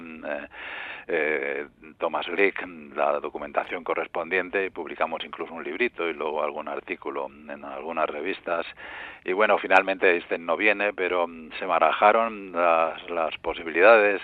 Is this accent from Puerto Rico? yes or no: no; Madrid, Community of Madrid, Spain; yo soy madrileño